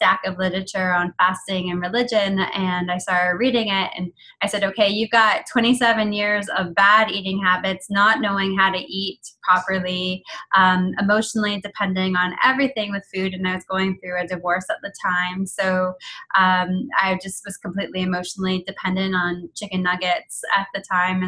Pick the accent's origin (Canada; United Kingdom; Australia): Canada; I'm Canadian. I'm like 8th generation Canadian, but my heritage is Irish and Italian